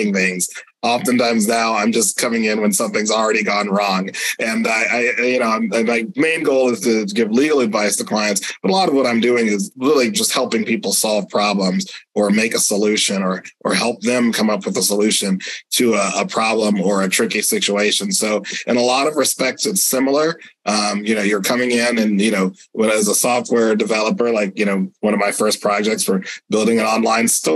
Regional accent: Sebastian, Florida, United States; my hometown of Sebastian, Florida

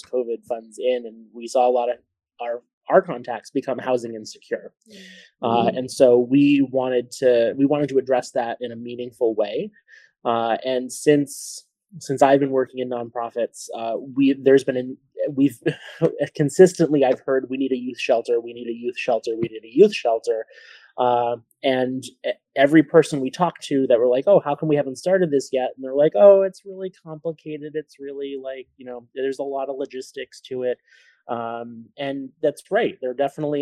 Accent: Warwick, Rhode Island, United States; I'm a local Rhode Island resident. I was born in Warwick, Rhode Island

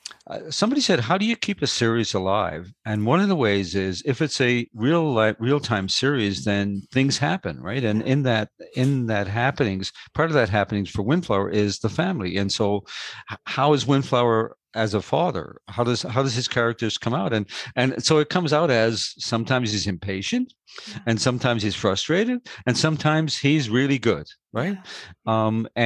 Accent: St. John's, Newfoundland and Labrador, Canada; moved away; I'm actually from St. John's, which is what they call the big city, the town in Newfoundland

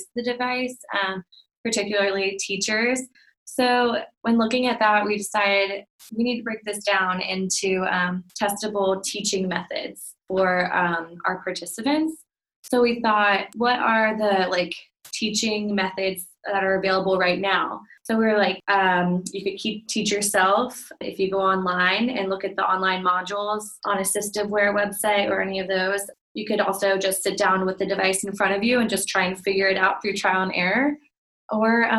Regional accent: Virginia Beach, Virginia, United States; I'm from Virginia Beach

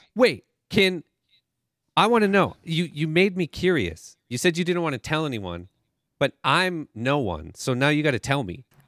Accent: Calgary, Alberta, Canada; I'm from Calgary

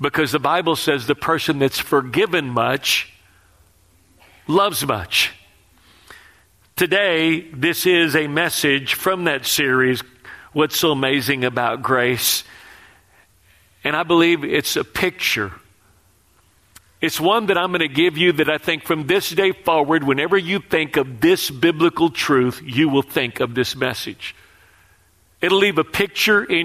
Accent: Texas, United States; moved away; I'm from Texas

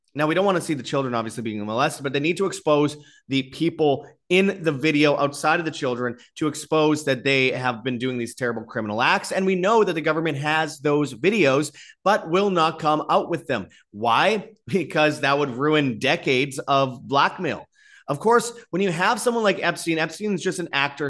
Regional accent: Winnipeg, Manitoba, Canada; in Winnipeg, my hometown

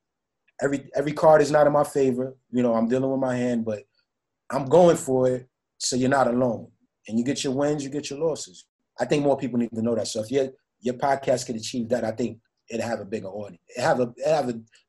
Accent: New York City, New York, United States; also born or lived in Florida; I'm from the Bronx.

